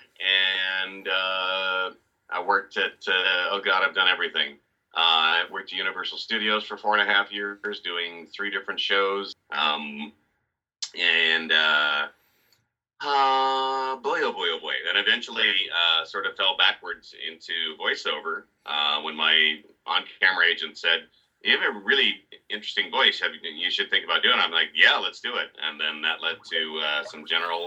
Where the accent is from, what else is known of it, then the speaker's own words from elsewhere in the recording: Northwest Washington State, United States; moved away as an adult; also born or lived in Los Angeles; I grew up in Northwest Washington State